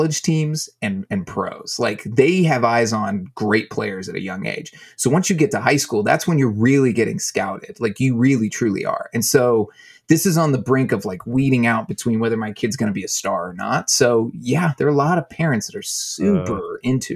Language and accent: English; Texas, United States; I grew up in Texas.